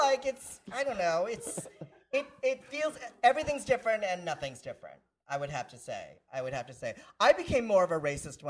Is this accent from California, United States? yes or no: yes; San Francisco, California, United States; I've always been kind of a transracial person. I grew up in San Francisco.